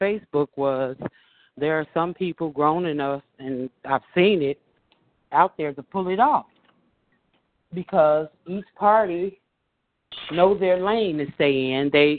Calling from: Chicago, Illinois, United States; I'm calling from Rogers Park

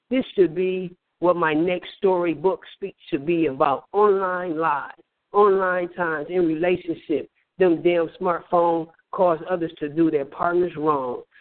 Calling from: Flint, Michigan, United States; I'm from uh, Flint, Michigan.

